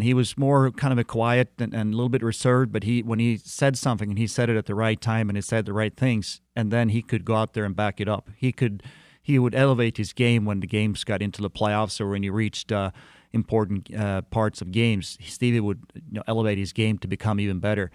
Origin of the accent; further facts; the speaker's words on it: Sweden; moved away as an adult; also born or lived in Detroit, Michigan; as a little kid, uh, growing up in Sweden